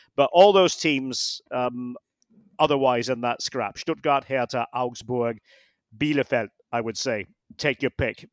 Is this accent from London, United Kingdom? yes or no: no; Scotland, United Kingdom; being a Scot